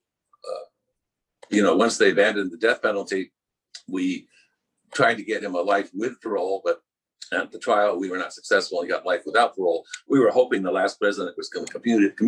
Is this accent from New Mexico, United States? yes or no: yes; New Mexico, United States; I'm from New Mexico. We're supposed to hate Texas.